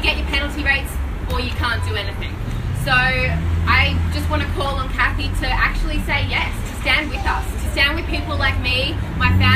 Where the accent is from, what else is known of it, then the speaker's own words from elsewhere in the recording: Yea, Victoria, Australia; I grew up in Yay, which is 2 hours kind of south-ish towards Melbourne, but still in the seat of Indi